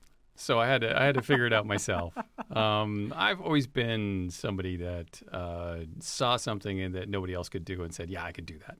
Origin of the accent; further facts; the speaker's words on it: Los Angeles, California, United States; Yeah, so L.A.